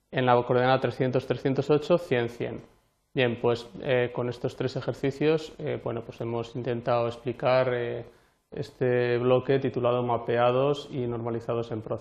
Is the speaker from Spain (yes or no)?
yes; Anguiano, La Rioja, Spain; Fotografía de la danza de Anguiano, eh, mi pueblo, de La Rioja, y una danza muy, muy importante e interesante